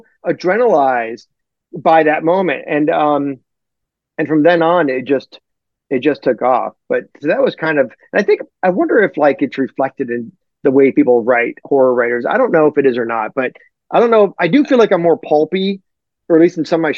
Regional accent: Detroit, Michigan, United States; I'm from Detroit

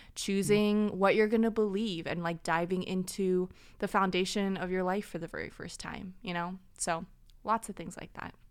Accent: Orange County, California, United States; also born or lived in Burbank, California; I claim I was born in Burbank, but really grew up here in Orange County

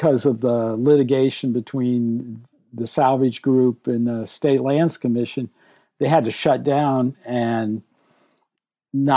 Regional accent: St. Louis, Missouri, United States; my family's from Southeast Missouri, and I was born in St. Louis.

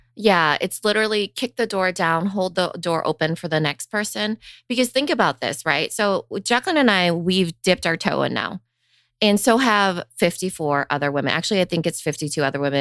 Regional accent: Iowa, United States; I grew up in Iowa

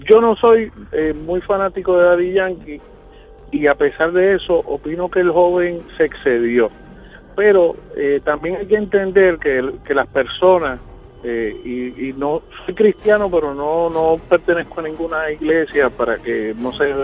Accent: Villa Palmera, Puerto Rico; yo me crié en Villa Palmera.

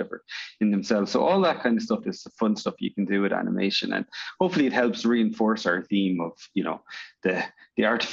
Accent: Ireland; also born or lived in Northern Ireland; I'm from Northern Ireland originally and grew up in Ireland

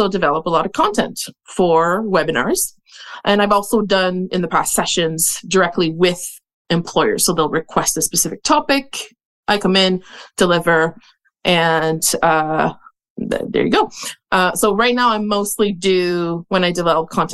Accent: Montreal, Quebec, Canada; I'm originally from Montreal

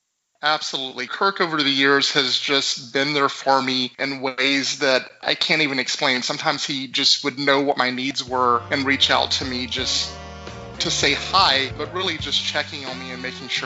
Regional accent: Monroe, Louisiana, United States; born or raised there

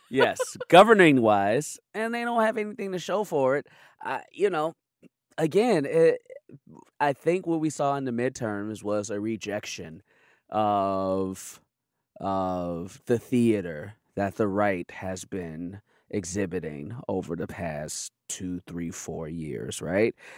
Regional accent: Chicago, Illinois, United States; I grew up on the south side of Chicago

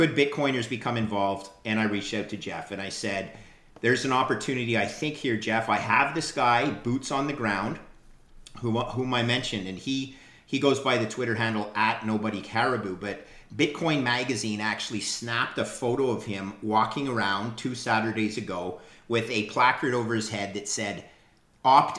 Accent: Canada; As a Canadian

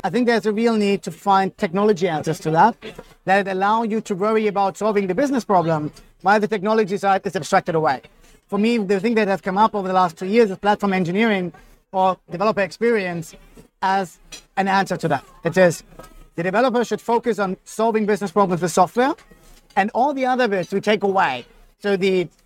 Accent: Germany; now in Australia; I'm from Germany, so very kind of structured in thinking

